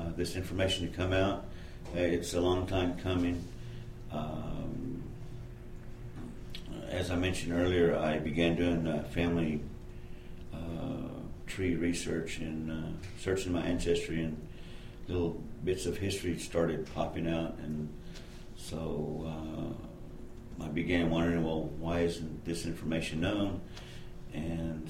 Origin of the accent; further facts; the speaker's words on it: Odessa, Texas, United States; moved away as an adult; also born or lived in Pecos, Texas; now in Austin, United States; I was born in Pecos, raised in Odessa.